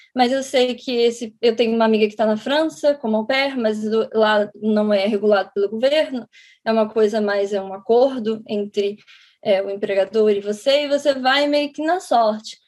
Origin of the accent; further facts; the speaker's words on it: Rio de Janeiro, Brazil; moved away as an adult; now in United States; eu sou do Rio de Janeiro